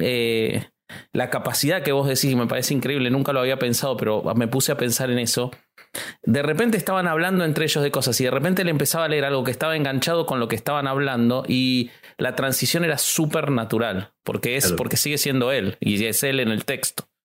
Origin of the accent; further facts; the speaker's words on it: Argentina; soy argentino